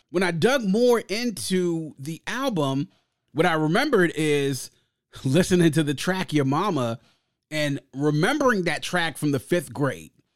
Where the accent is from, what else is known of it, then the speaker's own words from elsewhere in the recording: Prince George's County, Maryland, United States; growing up in Prince George's County, right outside the nation's capital, Jonah was our thing